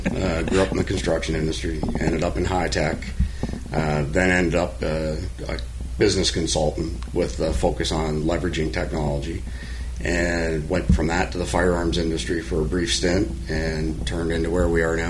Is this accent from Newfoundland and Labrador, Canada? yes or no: no; Eastern Ontario, Canada; moved away as an adult; also born or lived in Texas / Florida; now in United States; Initially Eastern Ontario, and then as soon as I turned 18, went straight to Texas, and then I spent almost my entire adult life going back and forth between Texas and Florida.